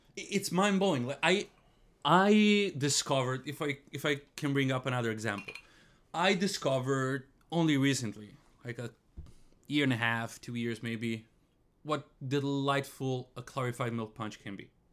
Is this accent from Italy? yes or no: yes; Italy; moved away; I come from Italy